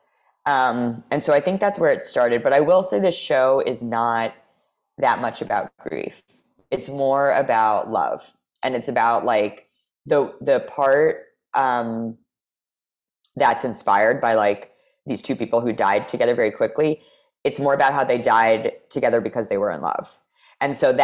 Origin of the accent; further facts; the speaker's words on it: United States; I'm American.